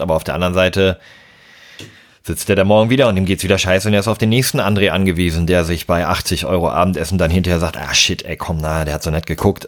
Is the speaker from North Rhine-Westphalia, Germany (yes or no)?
no; Hamburg, Germany; meiner Heimatstadt Hamburg